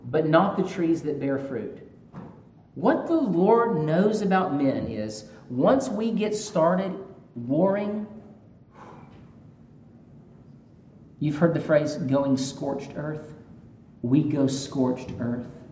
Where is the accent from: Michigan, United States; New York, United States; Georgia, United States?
Georgia, United States; I'm from Georgia